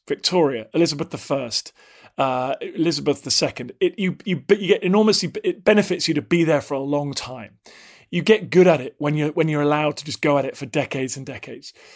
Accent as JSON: {"language": "English", "country": "United Kingdom", "said": "I'm just British"}